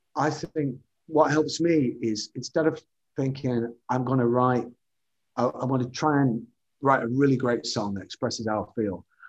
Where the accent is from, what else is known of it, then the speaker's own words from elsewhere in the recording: the Northwest, North West England, United Kingdom; as a child growing up in the Northwest, the TV uh, Granada logo was something that I watched, saw every day of my life